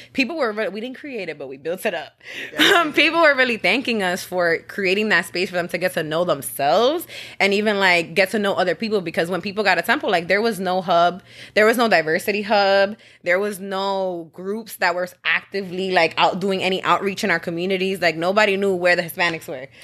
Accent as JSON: {"language": "English", "town": "New York City", "region": "New York", "country": "United States", "tie": "born or raised there", "said": "I'm originally from the Bronx, New York, right by Yankee Stadium. So that's what we rep."}